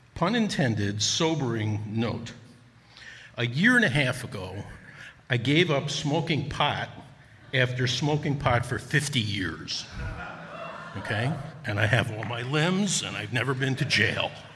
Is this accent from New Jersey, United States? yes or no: yes; Newark, New Jersey, United States; moved away as an adult; also born or lived in Wisconsin; I'm originally from Newark, New Jersey